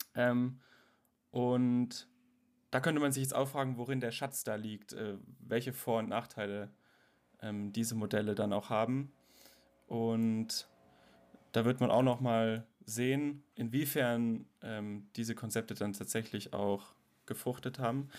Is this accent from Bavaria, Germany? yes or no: no; Karlsruhe, Baden-Württemberg, Germany; ich bin nämlich im CVM Karlsruhe groß geworden